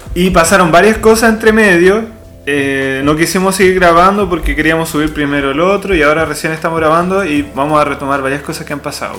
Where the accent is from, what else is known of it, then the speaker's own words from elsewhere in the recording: Chile; somos Chile